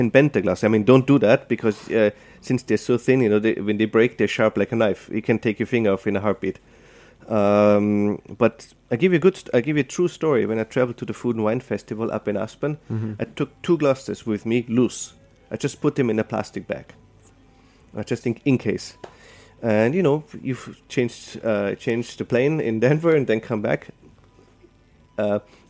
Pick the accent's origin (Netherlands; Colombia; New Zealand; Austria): Austria; moved away as an adult; now in New York, United States; Growing up in Austria as a sommelier